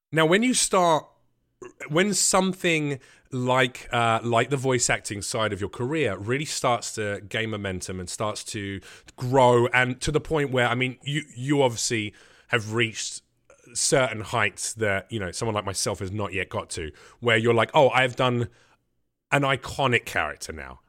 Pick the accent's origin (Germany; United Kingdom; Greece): United Kingdom; England; accent: English; now in United States; Everyone wants to do their English accent when they meet me